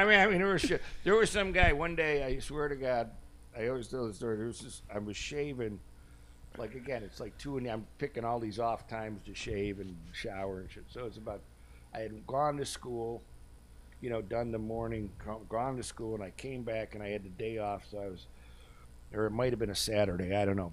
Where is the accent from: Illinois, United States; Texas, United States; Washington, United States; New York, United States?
New York, United States; Buffalo; I'm from Edgewood Avenue in Buffalo